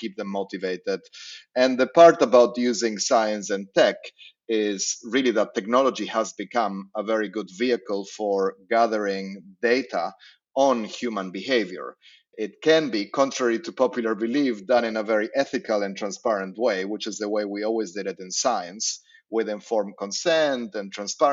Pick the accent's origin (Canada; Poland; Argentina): Argentina; I grew up in Argentina